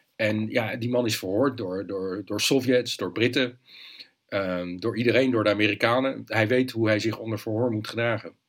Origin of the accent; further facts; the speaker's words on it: Leiden, South Holland, Netherlands; moved away as an adult; ik ben in Leiden opgegroeid, daar gebeurde nooit iets